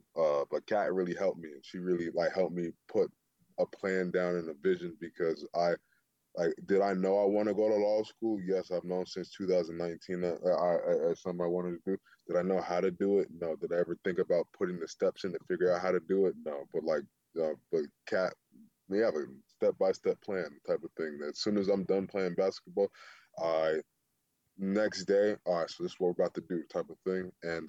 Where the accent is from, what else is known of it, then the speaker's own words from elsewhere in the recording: the South, United States; I come from the South. It's a lot rougher down there when it comes to playing physical.